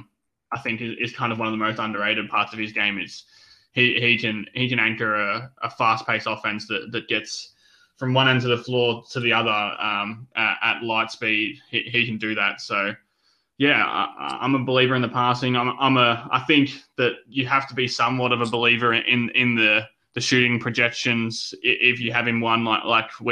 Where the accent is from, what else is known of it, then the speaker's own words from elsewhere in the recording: Melbourne, Victoria, Australia; my home state of Melbourne